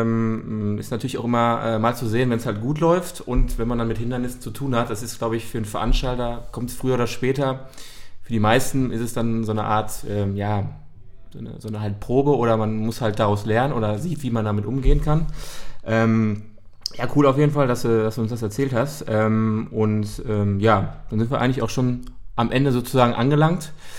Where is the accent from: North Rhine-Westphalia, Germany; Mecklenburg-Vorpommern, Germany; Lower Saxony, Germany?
North Rhine-Westphalia, Germany; Dortmund; wir kommen ja selber auch aus Dortmund